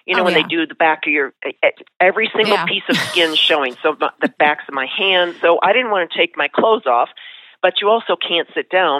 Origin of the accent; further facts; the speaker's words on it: Buffalo, New York, United States; moved away as an adult; I grew up in Buffalo, New York.